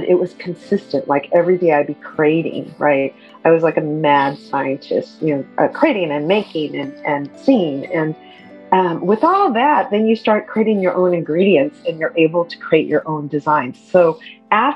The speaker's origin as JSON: {"language": "English", "town": "Alameda", "region": "California", "country": "United States", "tie": "born or raised there", "also_born_or_lived": "San Francisco", "said": "I am fourth generation from San Francisco. And I grew up in Alameda, though, in the East Bay"}